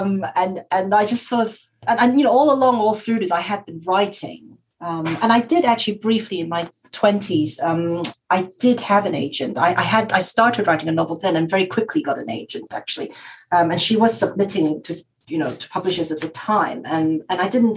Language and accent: English; Taiwan; I'm from Taiwan